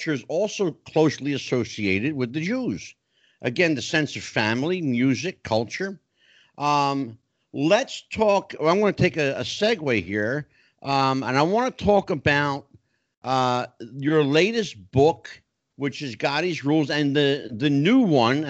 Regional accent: New Jersey, United States; moved away as an adult; also born or lived in Tennessee; I'm Italian. Yes. I'm from New Jersey

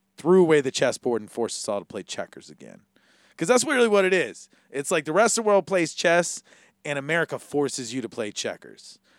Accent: Hawaii, United States; as a Hawaiian

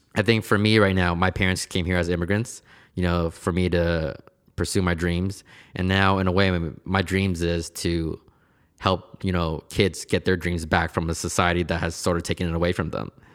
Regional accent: Portland, United States; I was born here in Portland, and I've pretty much have been here my whole entire life

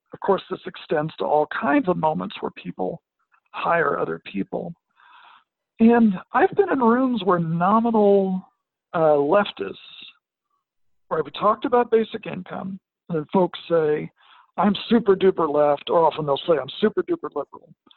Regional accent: Arkansas Delta, United States; now in Western Massachusetts, United States; I grew up in the Arkansas uh, Delta

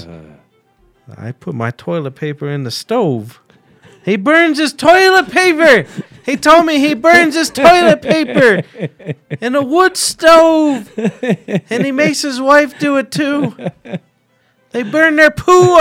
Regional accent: United States; I went down there as an American

